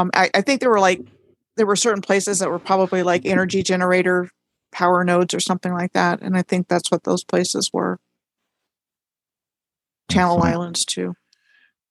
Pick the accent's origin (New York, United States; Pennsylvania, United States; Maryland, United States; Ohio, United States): Maryland, United States; I grew up in Maryland